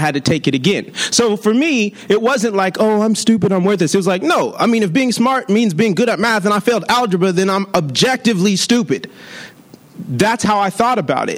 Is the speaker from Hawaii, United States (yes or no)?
no; Long Beach, California, United States; I'm from Long Beach